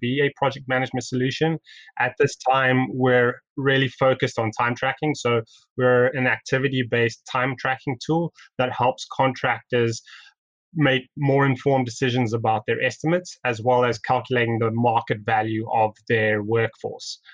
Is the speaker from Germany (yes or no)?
no; South Africa; now in Toronto, Canada; I'm originally from South Africa